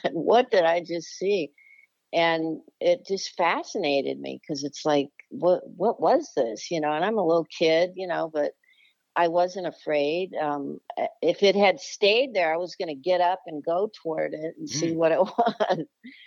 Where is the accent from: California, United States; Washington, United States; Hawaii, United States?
California, United States; Los Angeles; also born or lived in Charlotte area, North Carolina; now in Charlotte, United States; I grew up in the Los Angeles area, California, in the Valley. So I guess I'm a Valley girl, too.